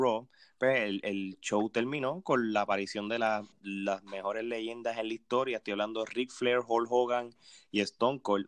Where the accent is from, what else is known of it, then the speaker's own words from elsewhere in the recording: Puerto Rico; moved away; como puertorriqueños que somos, aunque vivamos en la diáspora, como este Gerardo, Eric y yo